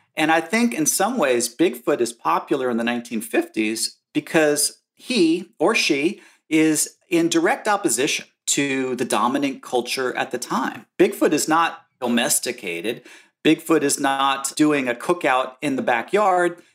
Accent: New Jersey, United States; I grew up in New Jersey, in suburban slash rural New Jersey in the nineteen seventies.

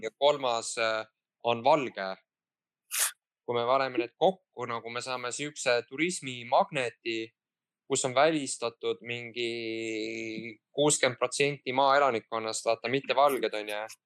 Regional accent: Pärnu, Pärnu County, Estonia; ma olen pärnakas

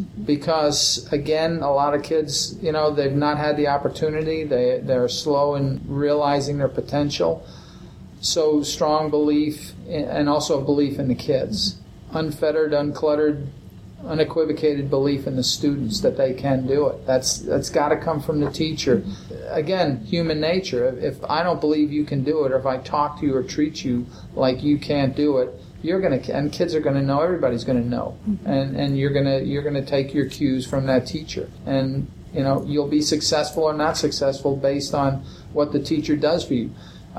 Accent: East Coast, United States; I come from the East Coast, and I see long, long days.

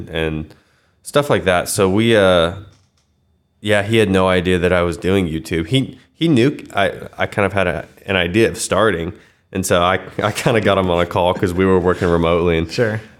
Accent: Wichita, Kansas, United States; Born and raised in West Wichita

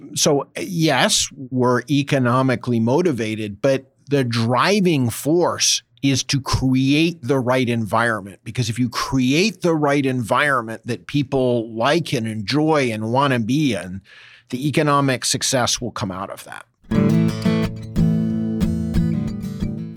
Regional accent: East Coast, United States; moved away as an adult; also born or lived in Boston / New York / Washington / London; now in California, United States; I grew up in the East Coast, spent time in Boston, New York, Washington, uh, and London before coming to California.

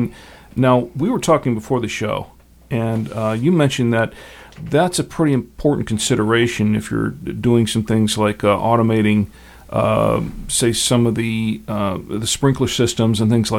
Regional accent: Florida, United States; I came from Florida. We have a lot of golf courses in Florida

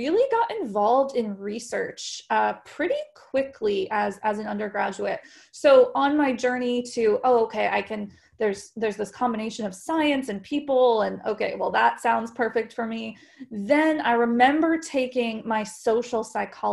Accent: Colorado, United States; moved away as an adult; also born or lived in Texas; I was born and raised in Colorado

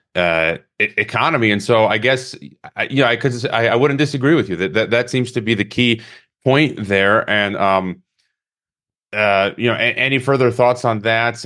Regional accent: Chicago, Illinois, United States; moved away as an adult; also born or lived in Mongolia; I was born in Chicago in Illinois, even though I'm a Croatian citizen and uh, Mexican

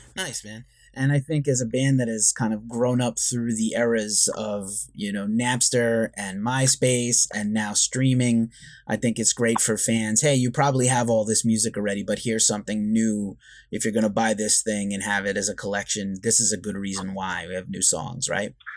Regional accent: New York, United States; I'm a New Yorker also

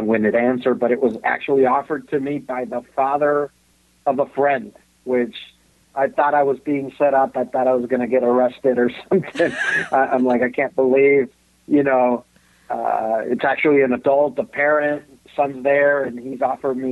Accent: Mexico; moved away; I grew up, I was born and raised in Mexico

